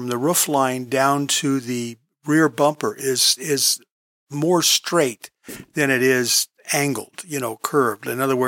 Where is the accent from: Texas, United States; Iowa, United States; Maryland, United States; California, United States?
California, United States; because we had mid-American modern furniture when I was growing up in California, and it was just modern furniture.